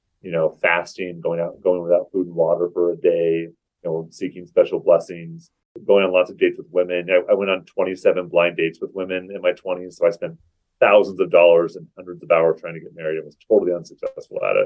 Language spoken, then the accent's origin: English; Seattle, Washington, United States; now in Provo, United States; I grew up in the Seattle area in Washington State